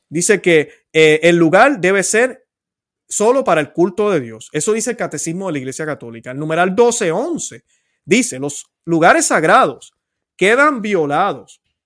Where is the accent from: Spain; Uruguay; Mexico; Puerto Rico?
Puerto Rico; mi puertorriqueñidad